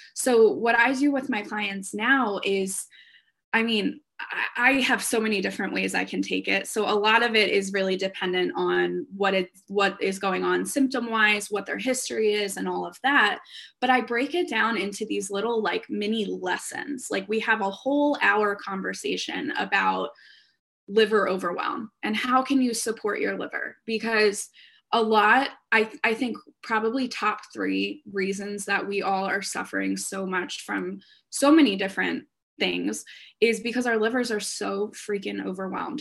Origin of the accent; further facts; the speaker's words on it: Philadelphia, Pennsylvania, United States; also born or lived in Orlando; I'm from the Philadelphia area